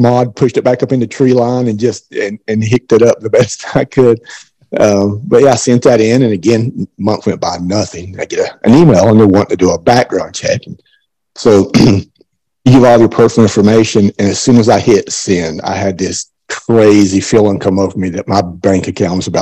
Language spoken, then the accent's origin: English; Eastern Kentucky, United States; moved away as an adult; now in Knoxville, United States; I'm originally from Eastern Kentucky, born and raised, and I've lived in Knoxville for the last 5 years